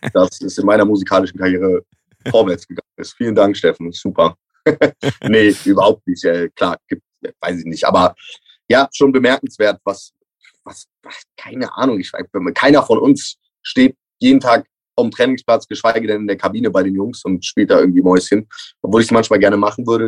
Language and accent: German; Cologne, North Rhine-Westphalia, Germany; als Kölner